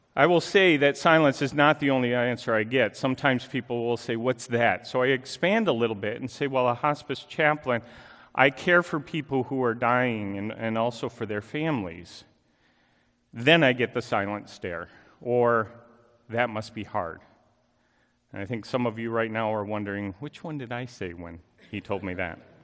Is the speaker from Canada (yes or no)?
no; Chicago, Illinois, United States; moved away; I'm originally from the Chicago area